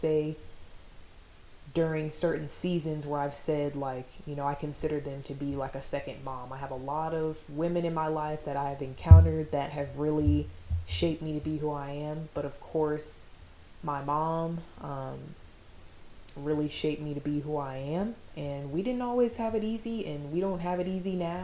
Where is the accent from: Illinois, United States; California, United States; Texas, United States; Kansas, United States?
Kansas, United States; Fort Riley; I was born in Fort Riley, Kansas to a single mom